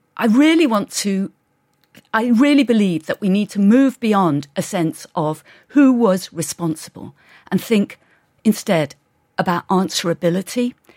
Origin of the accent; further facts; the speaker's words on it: England, United Kingdom; I grew up in England